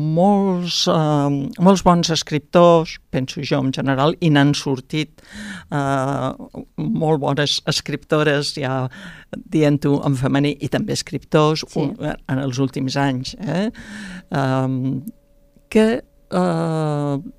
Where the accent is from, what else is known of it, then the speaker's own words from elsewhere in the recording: Pallars, Catalonia, Spain; also born or lived in Tremp; now in Barcelona, Spain; jo mateixa, que sóc del Pallars